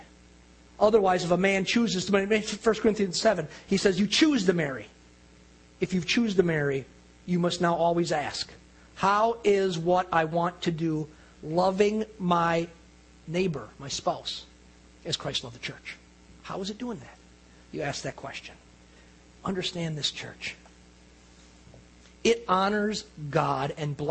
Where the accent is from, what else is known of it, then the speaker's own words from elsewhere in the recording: Ozaukee County, Wisconsin, United States; moved away as an adult; also born or lived in Louisiana; I've been born and raised in Ozaukee County, lived around different places, come back here to Ozaukee County